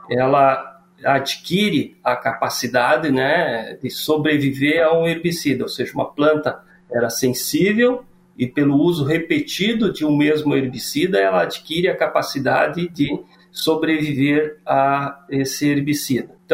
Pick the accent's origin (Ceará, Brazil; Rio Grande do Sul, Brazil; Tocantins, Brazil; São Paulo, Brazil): Rio Grande do Sul, Brazil; also born or lived in Viçosa, Minas Gerais / Unaí, Minas Gerais / Brasília; eu moro no Rio Grande do Sul, sou natural do Rio Grande do Sul.